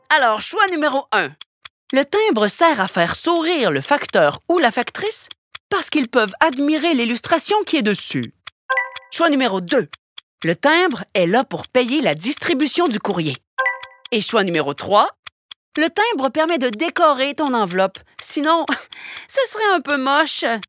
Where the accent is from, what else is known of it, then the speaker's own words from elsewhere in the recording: Canada; Chez nous, au Canada